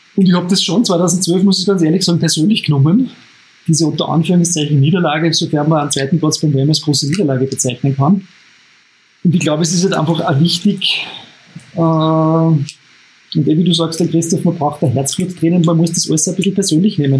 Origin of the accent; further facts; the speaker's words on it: Upper Austria, Austria; als Oberösterreicher